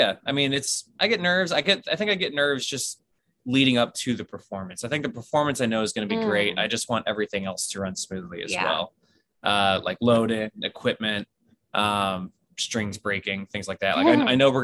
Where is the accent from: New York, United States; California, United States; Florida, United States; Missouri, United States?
Missouri, United States; St. Louis; from my hometown, St. Louis